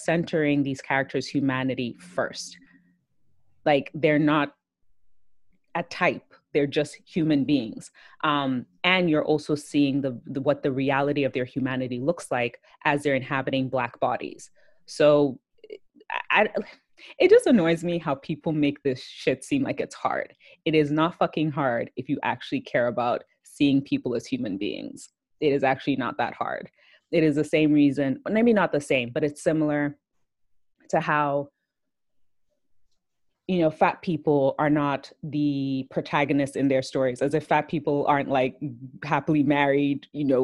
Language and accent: English; Nigeria; I'm Nigerian